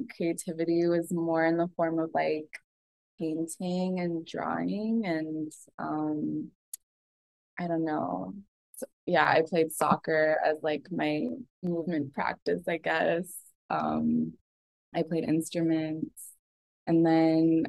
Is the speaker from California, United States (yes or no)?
yes; Los Angeles, California, United States; also born or lived in New York; I grew up here in LA, kind of between Torrance and Atwater Village, which is like where all my family is